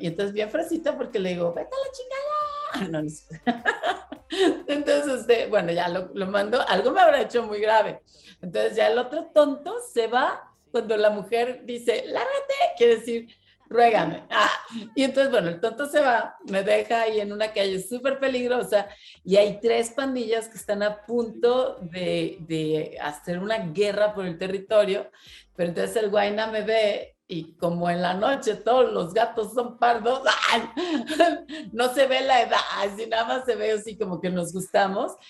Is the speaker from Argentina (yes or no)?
no; Monterrey, Nuevo León, Mexico; yo soy de Monterrey